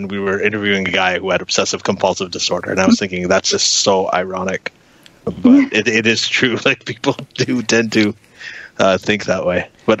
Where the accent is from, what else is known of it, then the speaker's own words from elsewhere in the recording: Pakistan; also born or lived in Saudi Arabia; I grew up in Pakistan and Saudi Arabia